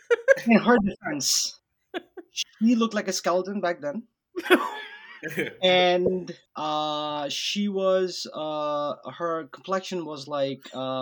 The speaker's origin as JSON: {"language": "English", "town": "Kolkata", "region": "West Bengal", "country": "India", "tie": "born or raised there", "said": "when I grew up in Calcutta during the high school years"}